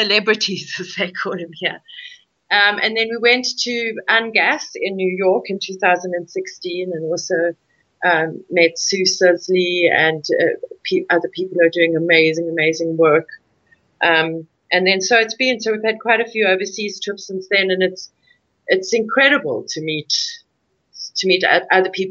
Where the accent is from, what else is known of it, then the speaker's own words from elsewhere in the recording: South Africa; my ancestors came here in 1820, so I'm very much entrenched as a South African